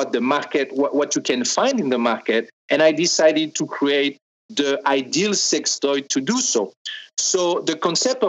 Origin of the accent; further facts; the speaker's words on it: France; accent: French; English is a second language; now in Los Angeles, United States; I am French.